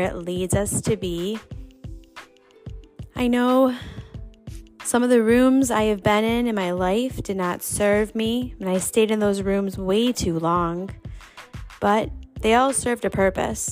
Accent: New York, United States; now in Indianapolis, United States; I am a New Yorker, born and raised

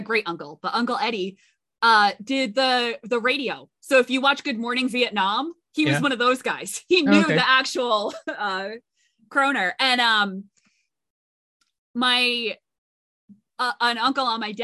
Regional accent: Connecticut, United States; I'm from Connecticut, so I am aware that the Coast Guard exists

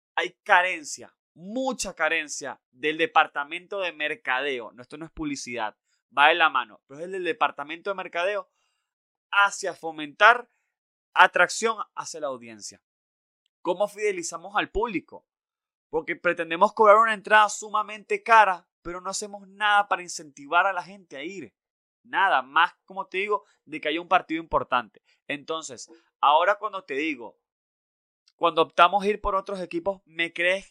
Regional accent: Venezuela; nosotros como venezolanos

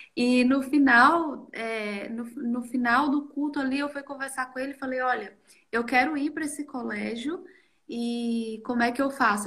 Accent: Rio Pardo de Minas, Minas Gerais, Brazil; moved away as an adult; now in Austria; Eu venho de Minas Gerais, uma cidade do interior de Minas chamada Rio Pardo de Minas

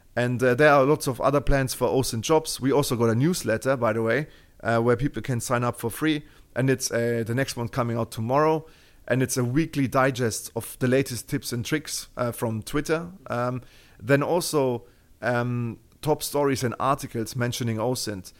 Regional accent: Germany; accent: Terminator; English is a second language; you can hear from my Terminator accent that, you know, I, I'm, I'm from Germany

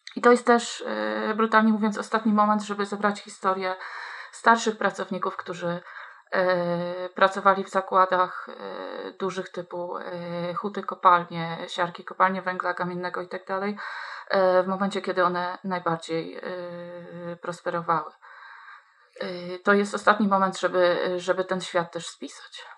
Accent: Kuyavian-Pomeranian Voivodeship, Poland; jestem dziewczyną wychowaną w małym mieście, niespełna trzydziestotysięcznym, mm, w województwie kujawsko-pomorskim

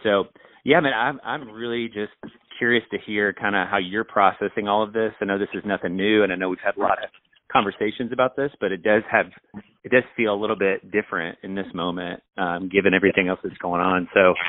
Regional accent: Louisville, Kentucky, United States; as a pastor of Sojourn Midtown in my hometown of Louisville, Kentucky.

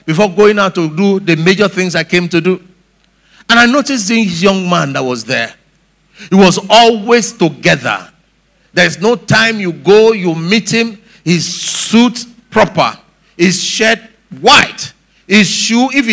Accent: Lagos, Nigeria; growing up in Lagos here

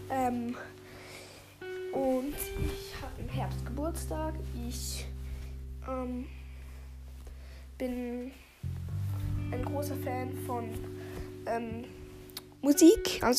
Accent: Switzerland; accent: Swiss; ich habe einen Schweizer Akzent. Das merkt man.

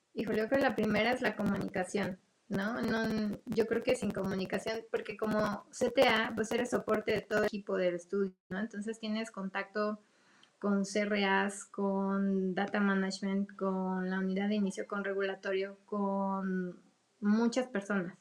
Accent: Mexico; como mexicanos

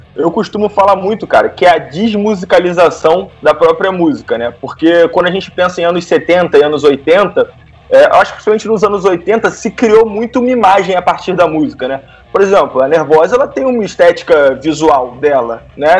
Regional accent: Rio de Janeiro, Brazil; eu sou carioca

